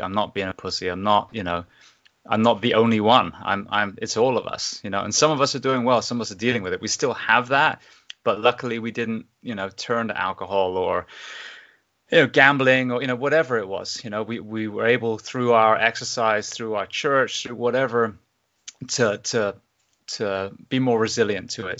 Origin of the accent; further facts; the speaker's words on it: England, United Kingdom; moved away as an adult; also born or lived in Japan; now in Ocala, United States; I grew up in England